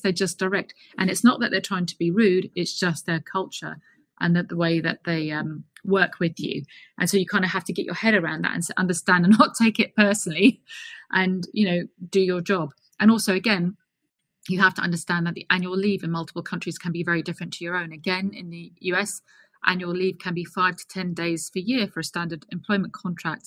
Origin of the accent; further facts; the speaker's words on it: London, United Kingdom; moved away as an adult; also born or lived in Colorado, United States / Washington, D.C., United States; I'm a Brit born and raised. I was raised in Clapham's in South London.